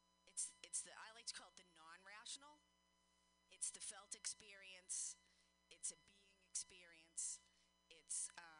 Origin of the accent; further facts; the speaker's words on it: Boston, Massachusetts, United States; I'm from Boston